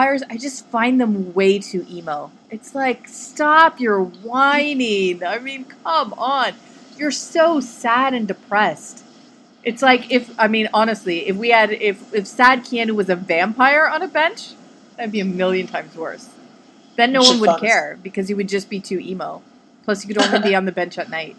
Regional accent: Canada; I'm from Canada

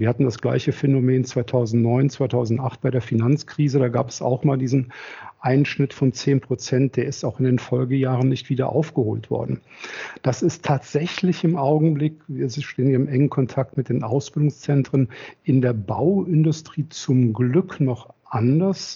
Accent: Rhineland, Germany; also born or lived in Berlin; komme aus dem Rheinland, verheiratet zwei Kinder, bin hier groß geworden im Rheinland.

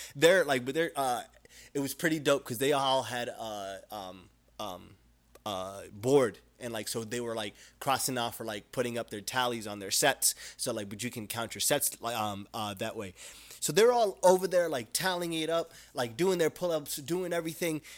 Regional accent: Utah, United States; now in Arizona, United States; I was raised in Utah

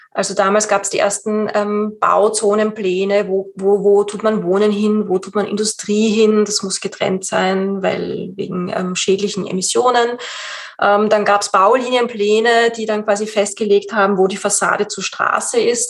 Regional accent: Austria; bei uns in Österreich

